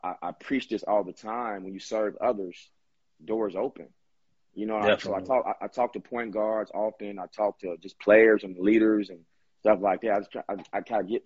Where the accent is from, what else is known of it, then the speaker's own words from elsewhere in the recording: Chicago, Illinois, United States; I'm from Chicago